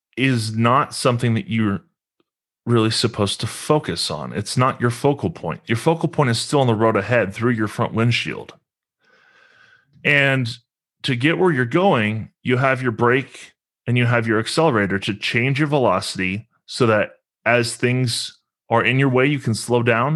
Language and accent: English; Lexington, Kentucky, United States; I'm from Lexington, Kentucky. That's where I currently reside. Um, grew up here